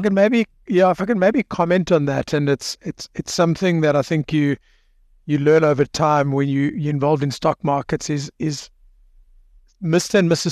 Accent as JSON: {"language": "English", "country": "South Africa", "said": "as a South African"}